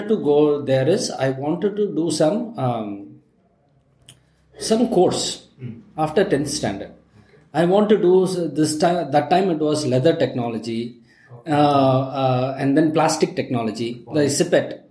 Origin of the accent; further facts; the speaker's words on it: Ooty, Tamil Nadu, India; now in Bangalore, India; I'm from Ooty originally